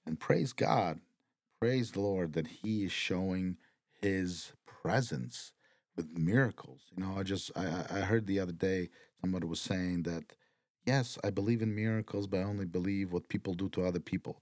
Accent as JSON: {"language": "English", "country": "Ukraine", "moved": "yes", "said": "my home country"}